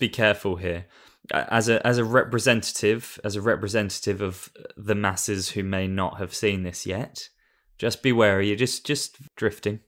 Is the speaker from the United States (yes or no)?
no; England, United Kingdom; moved away; being an Englishman that lives in another country